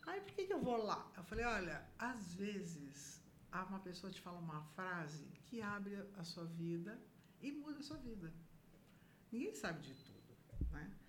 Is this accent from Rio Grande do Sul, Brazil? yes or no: no; São Paulo, Brazil; Eu vim de São Paulo nunca tinha trabalhado na minha vida